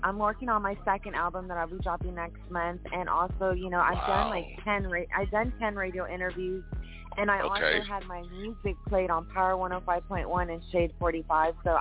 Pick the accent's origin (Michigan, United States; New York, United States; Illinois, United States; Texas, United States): Texas, United States; Austin; I'm an artist from Austin, Texas